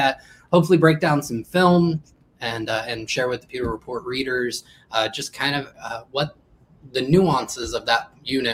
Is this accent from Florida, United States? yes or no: yes; Florida, United States; moved away as an adult; I used to live in Florida. I grew up in Florida